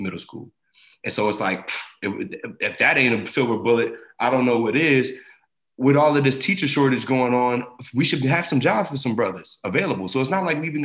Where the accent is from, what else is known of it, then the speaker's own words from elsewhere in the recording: Asbury Park, New Jersey, United States; I grew up in Jersey, you know, I grew up in a pretty black area in Jersey too, and, you know, the Jersey Shore, Asbury Park